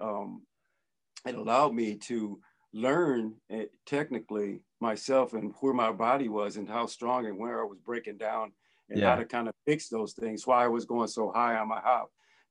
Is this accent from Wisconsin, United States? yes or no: yes; Brookfield, Wisconsin, United States; I grew up in Brookfield, Wisconsin, which is cold and freezing